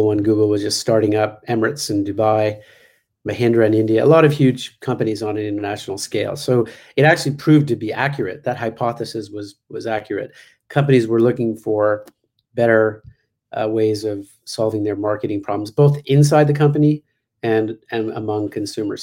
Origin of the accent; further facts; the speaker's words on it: Canada; moved away; I was from Canada